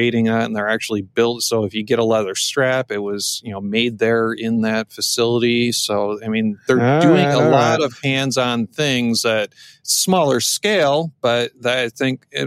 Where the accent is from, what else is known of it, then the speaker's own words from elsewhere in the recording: Detroit, Michigan, United States; they're from my hometown